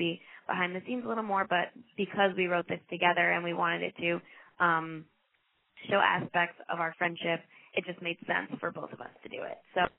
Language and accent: English; New York City, New York, United States; So do you mean like the biggest thing that like I didn't get to experience as a New Yorker?